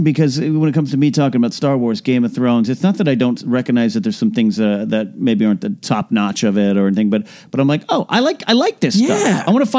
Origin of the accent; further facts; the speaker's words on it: California, United States; I grew up all California, but LA's faster than my hometown.